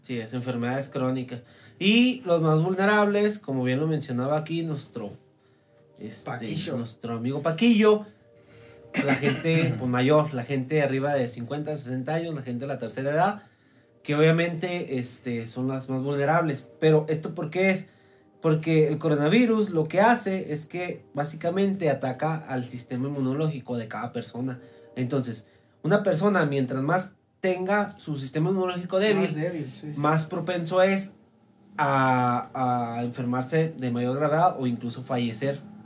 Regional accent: Mexico; aquí en México

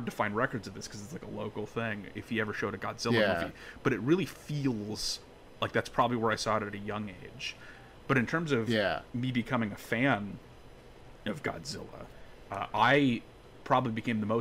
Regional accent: North Dakota, United States; I grew up in North Dakota

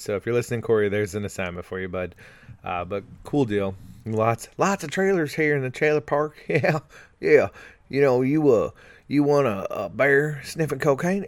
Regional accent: California, United States; I'm from California

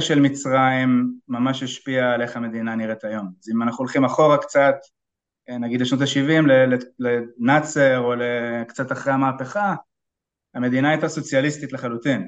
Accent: Israel; בתור ישראלי בקרן הון סיכון ישראלית

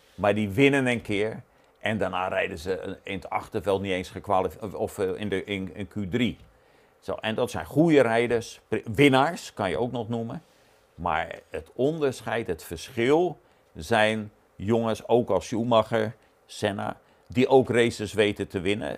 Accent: Netherlands; als Nederlander

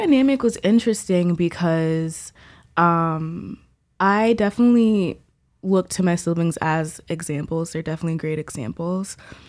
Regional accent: Silver Spring, Maryland, United States; also born or lived in Laurel, Maryland / Nigeria (ancestry); Was born in Laurel, Maryland. Grew up in Silver Spring, Maryland.

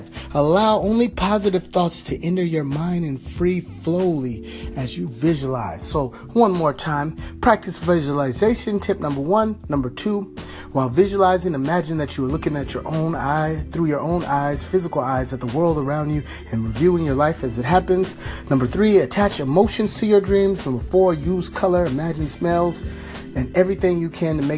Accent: California, United States; my home state, California

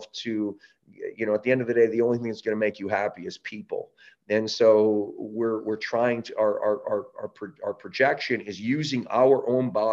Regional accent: Canada; also born or lived in Southern California; now in San Diego, United States; I'm from Canada. We don't live in echo chambers as much up there

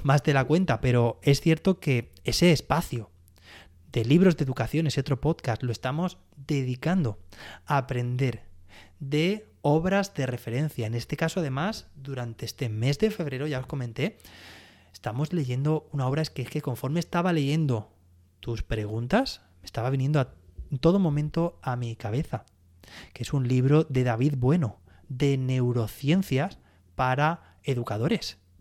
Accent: Alicante, Valencian Community, Spain; soy alicantina

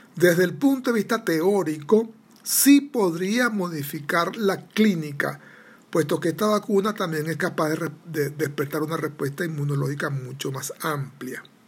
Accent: Venezuela; soy venezolano

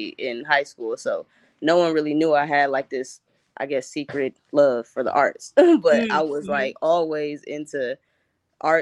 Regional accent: Cleveland, Ohio, United States; I'm from Cleveland, Ohio. Born and raised, went to St. Martin de Porres High School in Cleveland

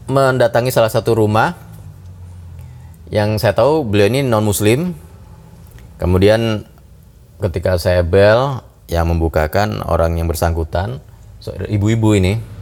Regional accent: Bali, Indonesia; ya sudah tahu saya orang Bali kenapa orang Hindu kenapa saya dikasih daging sapi gitu ya

